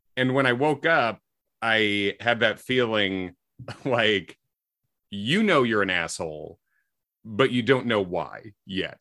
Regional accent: Midwest, United States; I'm a white guy from the Midwest who grew up in the nineties

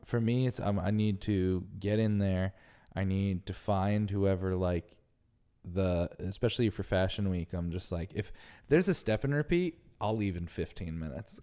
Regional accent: Northeast, United States; also born or lived in New York City; now in New York, United States; growing up in the Northeast, like, we had winter and it snowed all the time

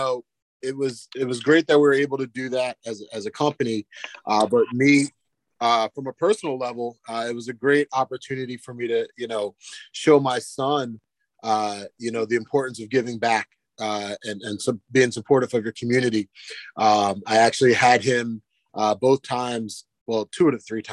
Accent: Ocean City, New Jersey, United States; moved away as an adult; now in Lehigh Valley, United States; I grew up in South Jersey, right outside of Ocean City, Atlantic City area, right there, down near the beach

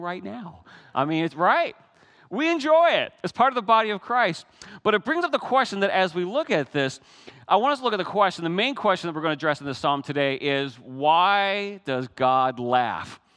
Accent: Newfoundland and Labrador, Canada; moved away; Many of you know I'm Canadian, but I come from a very special part of Canada. It's that northeast corner of Canada, Newfoundland

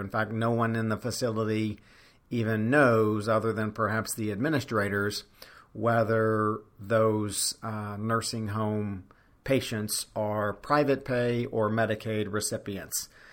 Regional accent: Louisiana, United States; I'm making this podcast from my home state of Louisiana

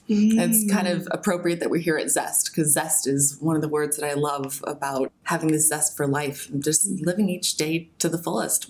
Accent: Albany, Oregon, United States; So I was born in Albany, Oregon. It's a small town in the middle of the Willamette Valley in America.

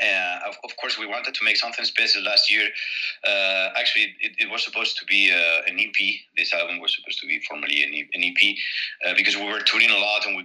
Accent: Spain; born or raised there

